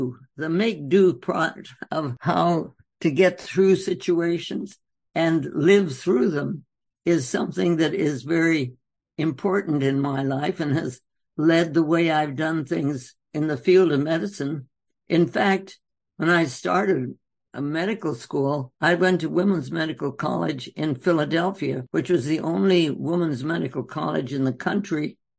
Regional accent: North India, India; Well, you know, I was born and raised in India.

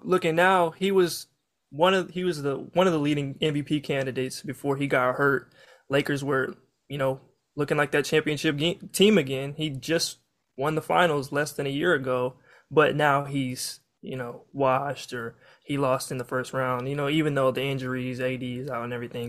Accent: Kansas, United States; I'm from Kansas

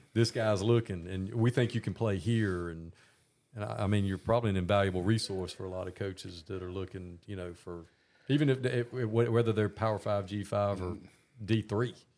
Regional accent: Augusta, Georgia, United States; I grew up in Augusta, Georgia, and spent my whole life here

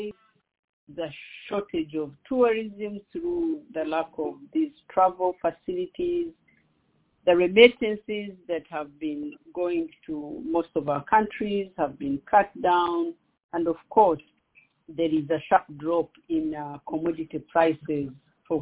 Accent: Western Region, Uganda; moved away as an adult; also born or lived in Abidjan, Côte d'Ivoire / Tunisia / California, United States; now in Washington, D.C., United States; I was born in Uganda, the southwest part of Uganda to be exact, right next to the borders of the Democratic Republic of Congo and Rwanda. And I spent my secondary school education in Uganda

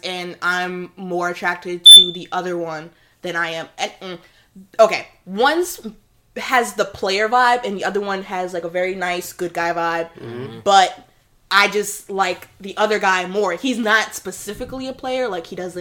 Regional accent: Hempstead, New York, United States; I'm freaking black and Hispanic, and I went to private school, and I'm from Hempstead

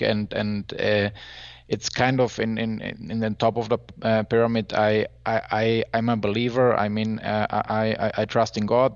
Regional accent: Germany; I'm from Germany

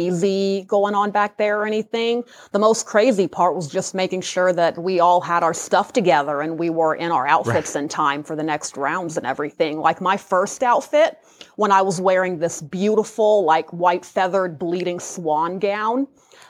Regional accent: Ohio, United States; moved away as an adult; now in Las Vegas, United States; So I'm originally from Ohio. I was born and raised there

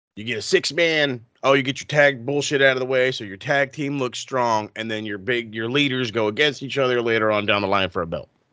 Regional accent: United States; as an American fan

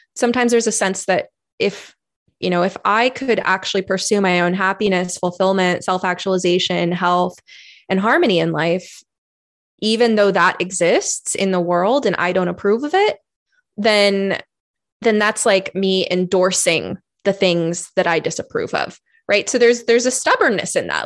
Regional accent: California, United States; moved away as an adult; now in Oregon, United States; I was originally from California

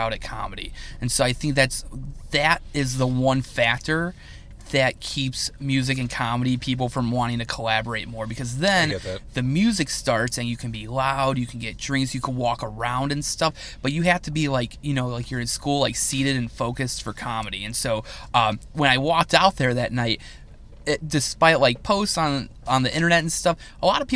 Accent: United States; I love being an American. I love our country

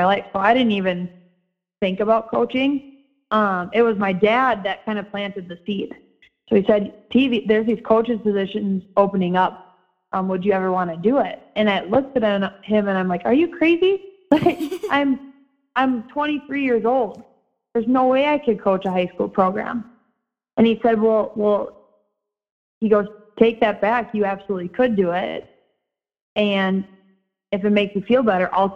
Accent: Edina, Minnesota, United States; Edina High School. So ironically, my hometown, my alma mater

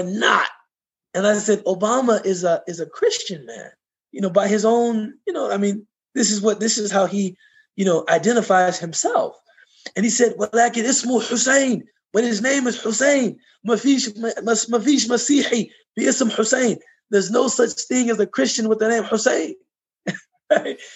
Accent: United States; I was from America

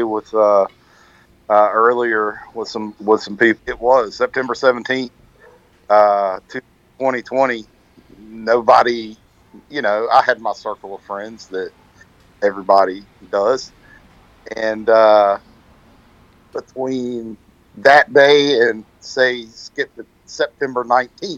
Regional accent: Benson, North Carolina, United States; now in Jacksonville, United States; I was actually born and raised in Benson

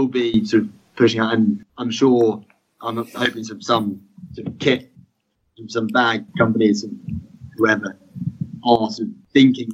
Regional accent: United Kingdom

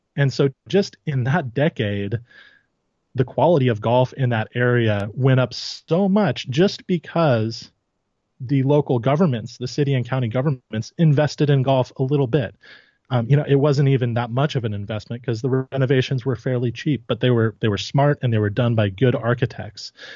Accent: Santa Barbara, California, United States; I grew up in the Santa Barbara area

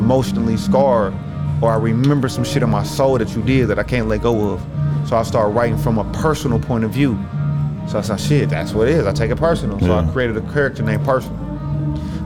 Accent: Indianapolis, Indiana, United States

